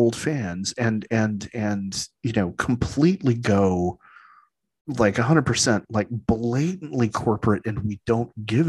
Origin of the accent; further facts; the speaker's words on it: San Diego, California, United States; You know, I grew up in San Diego.